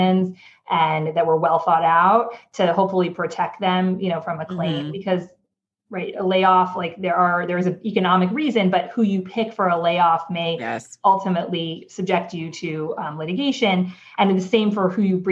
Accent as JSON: {"language": "English", "region": "California", "country": "United States", "moved": "as an adult", "lives_now": "New York, United States", "said": "I am originally from California. I moved to New York now almost 7.5 years ago"}